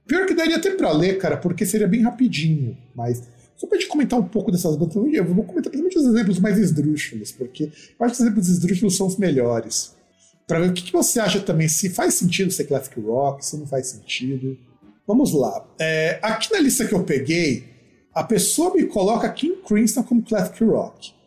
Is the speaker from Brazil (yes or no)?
yes; Brazil; escutar música brasileira faz parte da nossa formação como brasileiro